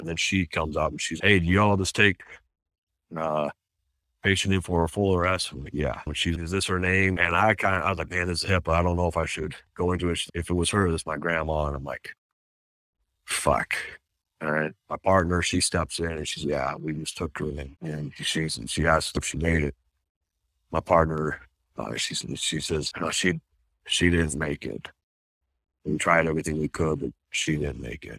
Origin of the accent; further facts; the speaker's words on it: Washington, United States; now in Utah, United States; I grew up in Washington State in a little farm town and then moved here